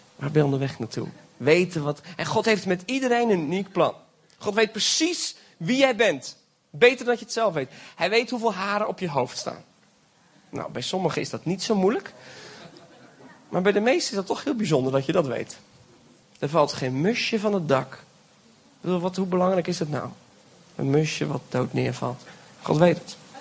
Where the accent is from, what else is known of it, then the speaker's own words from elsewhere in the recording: Belgium; now in Friesland, Netherlands; Ik ben geboren in België, maar ik heb Nederlandse ouders